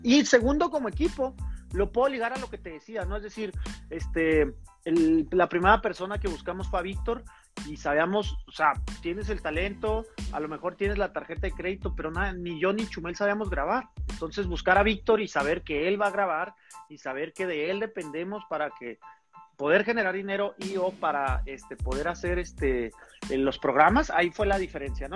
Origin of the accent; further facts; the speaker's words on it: Chihuahua, Mexico; somos los dos de Chihuahua, estábamos en el campestre, somos amigos